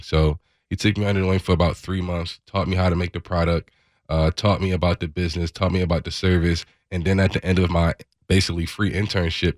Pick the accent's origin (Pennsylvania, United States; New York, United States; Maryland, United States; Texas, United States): Pennsylvania, United States; Philadelphia; moved away; I'm from Philadelphia.